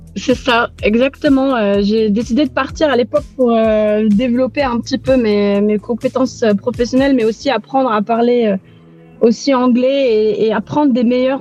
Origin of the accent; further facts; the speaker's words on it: Aix-en-Provence, Provence-Alpes-Côte d'Azur, France; moved away as an adult; also born or lived in Beirut, Lebanon; now in Nicosia, Cyprus; Je suis d'Aix-en-Provence, du sud de la France, au pays des cigales